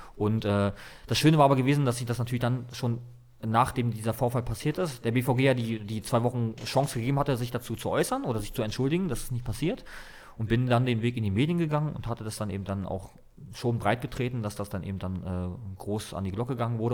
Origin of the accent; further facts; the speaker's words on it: Berlin, Germany; also born or lived in Dresden; ich bin in Mahlsdorf groß geworden, Berlin-Mahlsdorf, mhm. ganz im Osten der Stadt